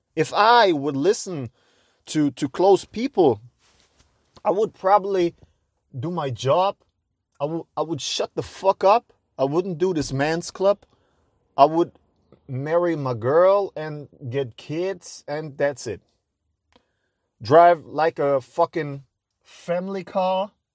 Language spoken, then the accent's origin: English; Cologne, North Rhine-Westphalia, Germany; I'm a guy from Cologne